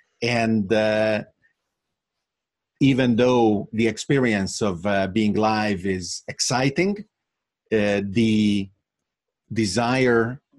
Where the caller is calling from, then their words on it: Bergamo, Lombardy, Italy; And I am actually talking from Bergamo, Italy, which in a completely unexpected manner, to me at least, became the epicenter of this pandemic.